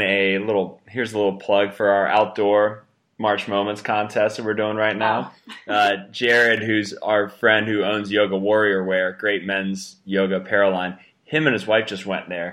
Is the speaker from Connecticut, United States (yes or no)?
no; Cincinnati, Ohio, United States; moved away; I grew up in Cincinnati